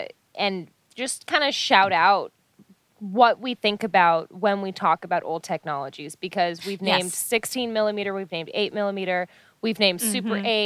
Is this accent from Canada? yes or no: yes; Canada; as a Canadian